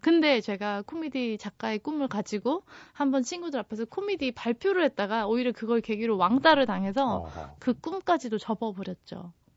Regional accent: South Korea; 저는 한국에서 왔어요

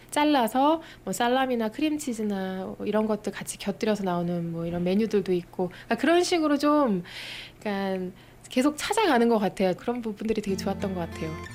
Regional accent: South Korea; 제가 사실 요 동네 토박이에요

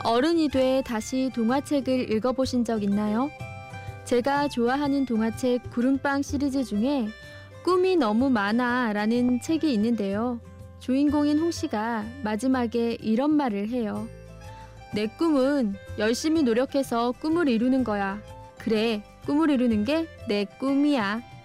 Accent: Busan, South Korea; 제가 태어난 동네는 부산의 우암동이라는 곳이에요

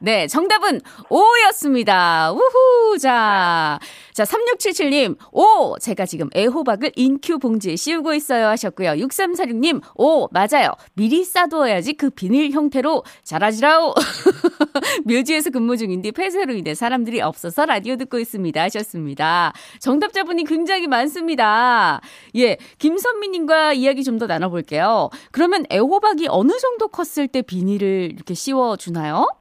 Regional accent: Daegu, South Korea; moved away; 저의 고향인 대구가

